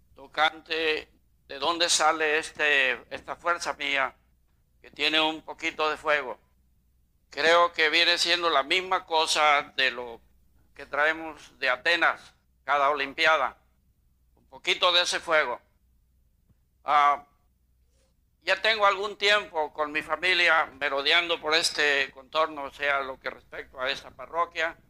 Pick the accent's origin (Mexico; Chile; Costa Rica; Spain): Mexico; Baja California; moved away; also born or lived in Anaheim, California; vivo parte de mi tiempo en la baja. Yo fui y como soy nativo de allá